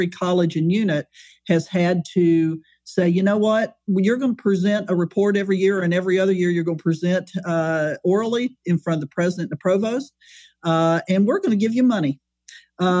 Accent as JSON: {"language": "English", "region": "West Virginia", "country": "United States", "moved": "as an adult", "lives_now": "Texas, United States", "said": "I'm originally from West Virginia."}